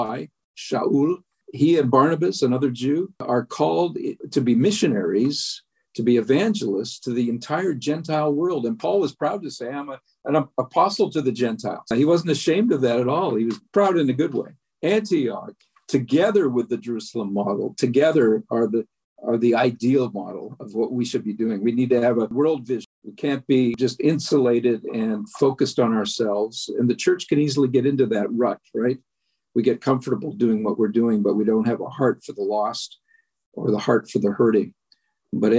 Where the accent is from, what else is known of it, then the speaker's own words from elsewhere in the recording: Canada; I'm a Canadian